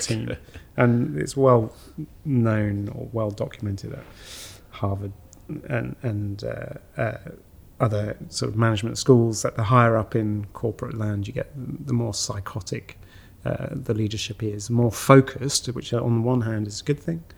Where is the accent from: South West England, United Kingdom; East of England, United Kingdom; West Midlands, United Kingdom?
East of England, United Kingdom; St Ives; moved away as an adult; also born or lived in France; I was born in France, but I, I grew up in uh, just outside Cambridge